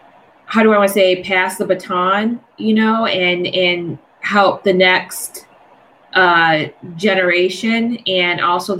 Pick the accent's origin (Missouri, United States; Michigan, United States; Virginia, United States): Michigan, United States; Detroit; now in Washington, United States; because I'm originally from Detroit. I'm in DC now.